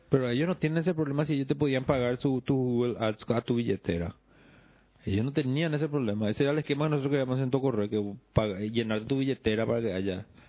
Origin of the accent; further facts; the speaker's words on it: Paraguay; moved away; que yo me mude y venga al Paraguay de vuelta